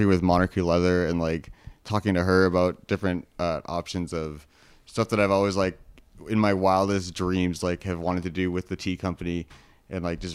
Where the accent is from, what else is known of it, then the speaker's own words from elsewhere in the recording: Vancouver, British Columbia, Canada; also born or lived in Edmonton; now in Calgary, Canada; I'm actually originally from Vancouver